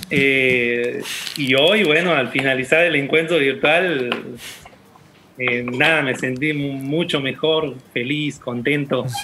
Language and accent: Spanish; Santiago del Estero, Argentina; el único profesorado, es en Tintina el único profesorado que hay. La ciudad más cercana de mi pueblo.